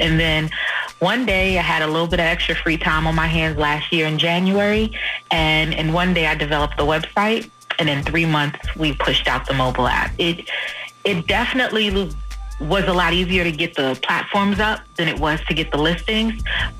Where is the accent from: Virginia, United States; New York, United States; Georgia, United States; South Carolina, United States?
New York, United States; New York City; So I'm from New York City, Queens.